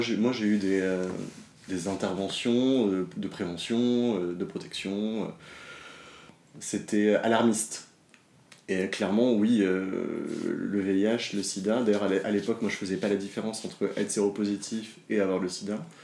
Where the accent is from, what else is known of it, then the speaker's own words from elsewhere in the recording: Dordogne, Nouvelle-Aquitaine, France; moved away as an adult; also born or lived in Paris; Je suis pas né à Paris, j'ai grandi en Dordogne, je suis arrivé à Paris à mes 18 ans.